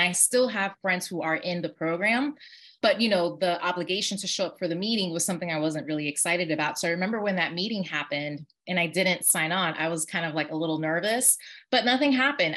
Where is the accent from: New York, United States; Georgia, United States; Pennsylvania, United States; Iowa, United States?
New York, United States; I was born and raised in New York